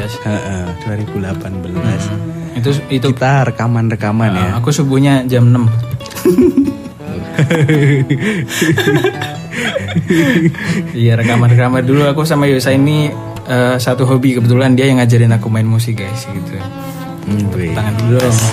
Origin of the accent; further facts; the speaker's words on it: Java, Indonesia; accent: medok; Iya, saya juga agak medok ini karena saya Javanese